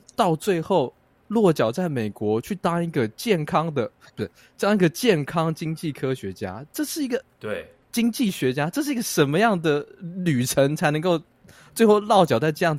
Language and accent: Chinese; Taiwan; 我们台湾人喜欢